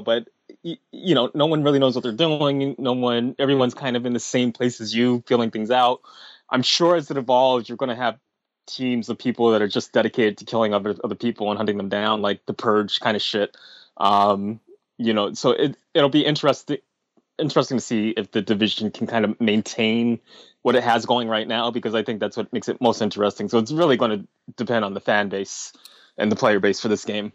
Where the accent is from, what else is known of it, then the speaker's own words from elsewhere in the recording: New York City, New York, United States; As a New Yorker